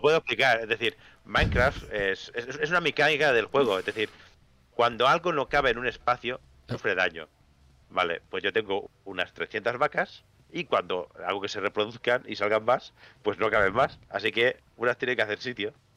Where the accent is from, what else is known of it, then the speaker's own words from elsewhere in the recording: Spain; los españoles no sabremos hablar inglés